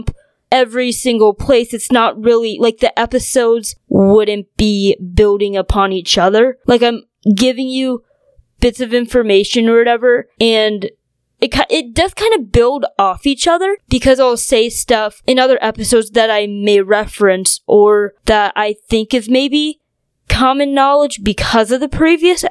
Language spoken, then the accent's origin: English; North Dakota, United States; also born or lived in China; I was born in China and grew up in North Dakota.